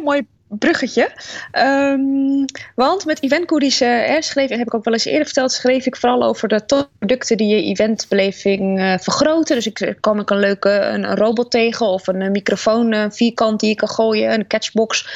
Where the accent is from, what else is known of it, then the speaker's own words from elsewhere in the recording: Netherlands; we zijn best wel kritisch uh, als Nederlanders op allerlei dingen